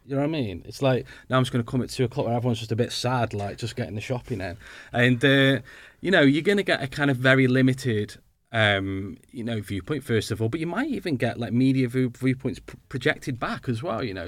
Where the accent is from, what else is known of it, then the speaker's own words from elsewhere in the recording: Stoke-on-Trent, West Midlands, United Kingdom; moved away; I'm from Stoke originally